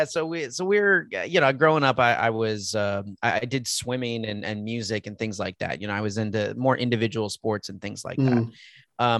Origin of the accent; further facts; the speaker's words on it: Texas, United States; also born or lived in California / Anchorage, Alaska; I was born in California, but bounced around because my father was working in the oil industry. So, you know, we moved quite a bit. And, you know, I lived in Anchorage, Alaska before moving to Texas. I was young, but most of my life has been here in Texas.